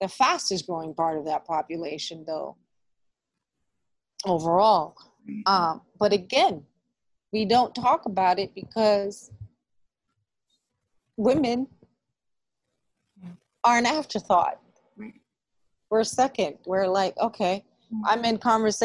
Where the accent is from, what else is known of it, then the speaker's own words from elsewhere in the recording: New York City, New York, United States; I grew up in the Boogie Down where rap started